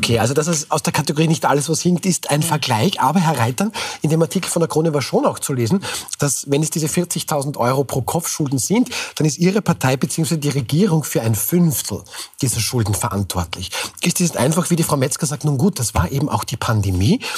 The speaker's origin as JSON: {"language": "German", "country": "Austria", "said": "sind wir Österreicherinnen und Österreicher"}